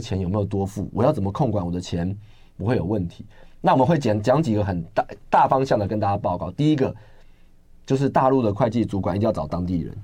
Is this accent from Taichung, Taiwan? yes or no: no; Zhonghe, New Taipei, Taiwan; 我从小在综合出生长大，我最了解综合